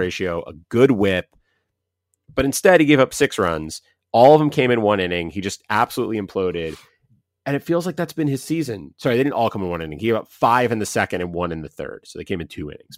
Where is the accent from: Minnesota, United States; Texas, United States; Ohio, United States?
Ohio, United States; We're both from Ohio, both Ohio State fans growing up